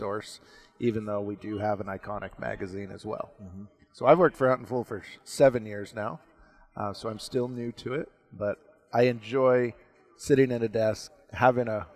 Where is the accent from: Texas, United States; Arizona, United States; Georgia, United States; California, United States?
Arizona, United States; moved away as an adult; also born or lived in southern Utah; now in Utah, United States; I'm from Arizona originally. Uh-huh. That's where I grew up